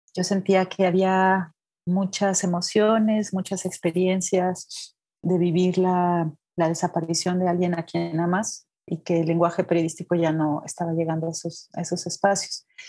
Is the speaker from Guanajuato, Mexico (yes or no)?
yes; Irapuato, Guanajuato, Mexico; moved away as an adult; also born or lived in Veracruz; now in Mexico City, Mexico; yo soy de Guanajuato, de Irapuato, Guanajuato